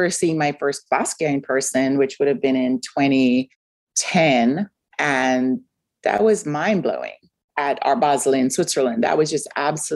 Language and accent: English; Kingston, Surrey, Jamaica; moved away; I grew up in Kingston, Jamaica